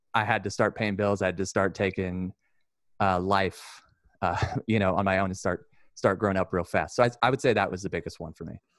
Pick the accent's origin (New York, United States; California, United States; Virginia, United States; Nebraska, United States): California, United States; Sacramento; also born or lived in Lodi; I grew up in South Sac